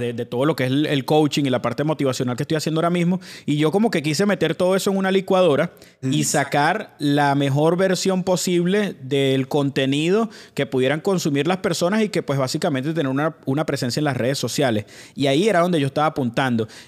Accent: Venezuela; now in Weston, United States; nosotros como venezolanos pues éramos déspotas

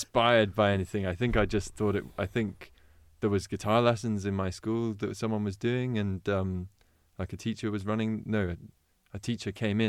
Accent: Edinburgh, Scotland, United Kingdom; I grew up in the jungle of Edinburgh.

